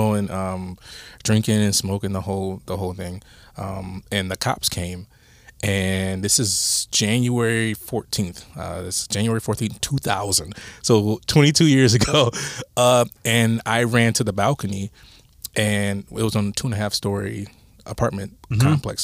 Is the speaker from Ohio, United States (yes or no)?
yes; Toledo, Ohio, United States; I grew up in Toledo